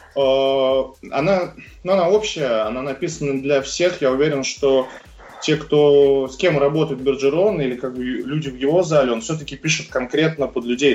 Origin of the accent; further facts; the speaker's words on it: Moscow, Russia; родился в Москве, учился в обычной московской школе